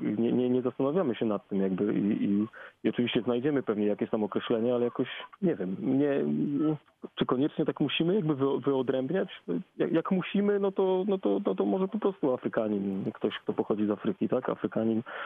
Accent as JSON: {"language": "Polish", "country": "Poland", "said": "ja bardzo lubię sformułowanie Afropolak"}